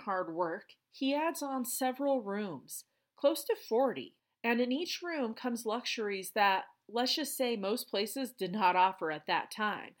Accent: Colorado, United States; my home state

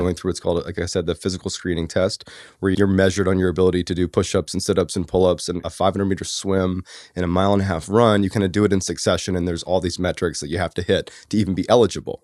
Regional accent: Boston, Massachusetts, United States; I grew up in Boston

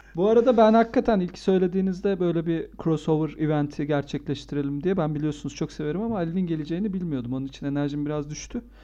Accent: Antakya, Hatay, Turkey; also born or lived in Adana; now in Ankara, Turkey; Ben şimdi, e, Antakya'da büyüdüm. E, Adanalıyım

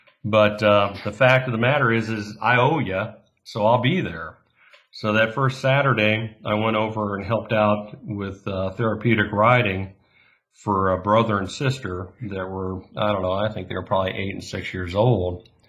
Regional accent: Yorba Linda, California, United States; moved away; I grew up in Yorba Linda, which is North Orange County.

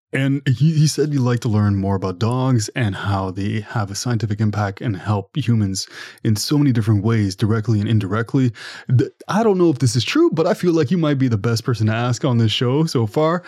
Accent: Ottawa, Ontario, Canada; I'm from Ottawa, Ontario

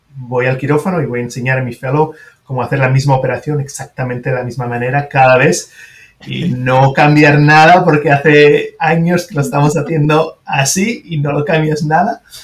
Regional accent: France; first language French; Spanish is a second language; also born or lived in Switzerland; now in United States; Una en Francia, obviamente es, mi lengua materna

